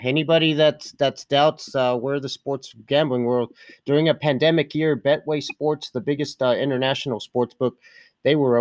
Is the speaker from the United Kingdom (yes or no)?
no; United States; being born and raised in Lake Tahoe